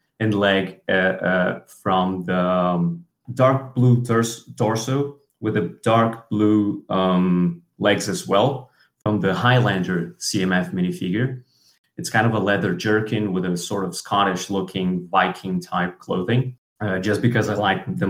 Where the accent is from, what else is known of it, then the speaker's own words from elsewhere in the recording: Brazil; English is a second language; I'm from Brazil.